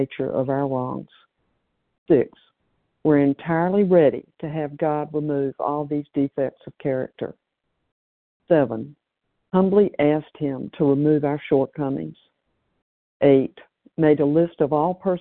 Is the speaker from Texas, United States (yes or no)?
no; Tennessee, United States; now in California, United States; I'm from Tennessee, but presently still in California.